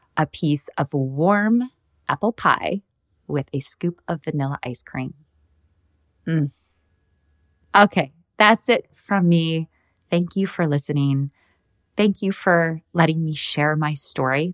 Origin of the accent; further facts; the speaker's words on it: Midwest, United States; I grew up in the Midwest